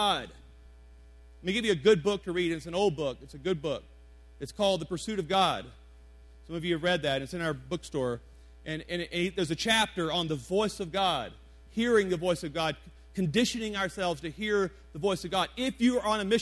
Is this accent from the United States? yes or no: yes; Deep South, United States; now in Colorado Springs, United States; I'm from the Deep South